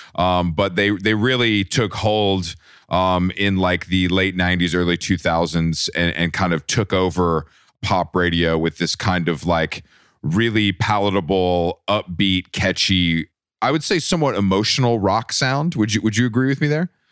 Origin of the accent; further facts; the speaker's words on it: Atlanta, Georgia, United States; now in New York, United States; I'm, I'm from Atlanta. I live in New York